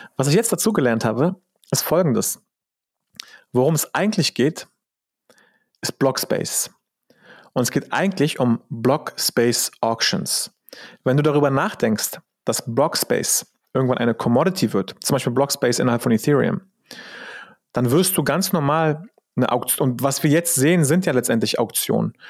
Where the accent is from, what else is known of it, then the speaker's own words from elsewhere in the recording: Germany; als Deutscher